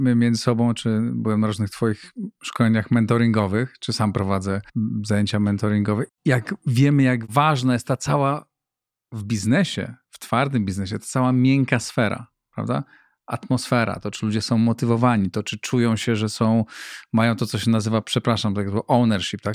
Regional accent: Greater Poland, Poland; moved away as an adult; now in Warsaw, Poland; pochodzę z innej części e, Polski, z Wielkopolski.

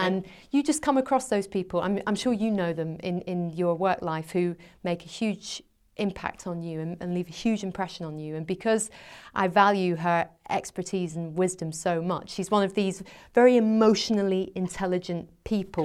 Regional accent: Scotland, United Kingdom; moved away as an adult; also born or lived in England; I went back to Scotland. I'm from Scotland originally

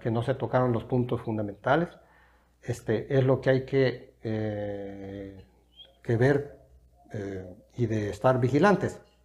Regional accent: El Salvador; yo no soy una persona que me considere un salvadoreño específicamente nada más

